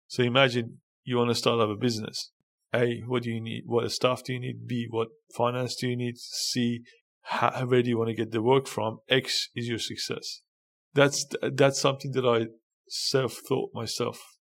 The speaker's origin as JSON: {"language": "English", "town": "Karaj", "region": "Alborz", "country": "Iran", "tie": "born or raised there", "moved": "as an adult", "lives_now": "Australia", "said": "I was born in a small in Iran called Karaj, and was born in um, and basically I had a a um, interesting childhood in Iran."}